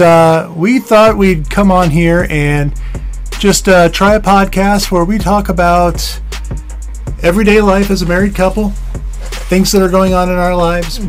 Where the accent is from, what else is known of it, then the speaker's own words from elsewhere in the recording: Ohio, United States; moved away as an adult; now in Minnesota, United States; And we are transplants in Minnesota. We are originally from Ohio